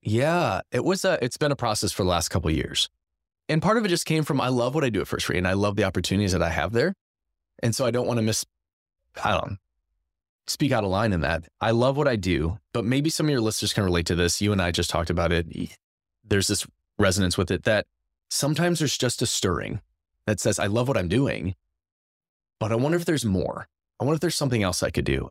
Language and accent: English; Madison, Wisconsin, United States; moved away as an adult; now in La Crosse, United States; Grew up in Madison, Wisconsin